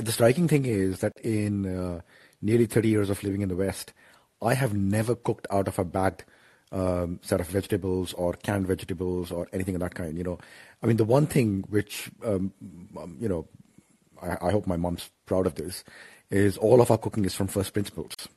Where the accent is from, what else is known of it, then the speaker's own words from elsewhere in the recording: Ranchi, Jharkhand, India; moved away; so I'm from Ranchi.